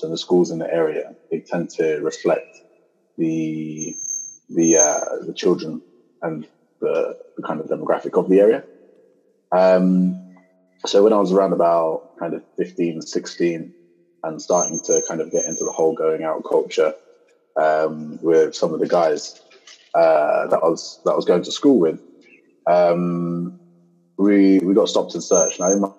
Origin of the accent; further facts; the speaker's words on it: Luton, East of England, United Kingdom; And this actually occurred in kind of like my hometown in the UK. So I'm actually from Luton, but I'm from this little town next to Luton, so north of London.